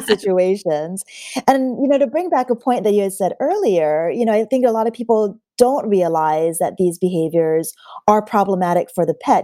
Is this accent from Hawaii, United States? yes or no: yes; Hawaii, United States; moved away; I'm actually originally from Hawaii